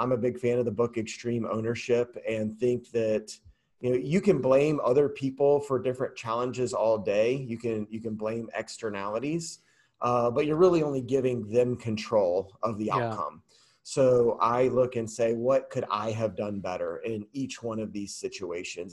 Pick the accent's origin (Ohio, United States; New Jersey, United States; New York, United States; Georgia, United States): Georgia, United States; Atlanta; I was born in Atlanta, Georgia, I haven't left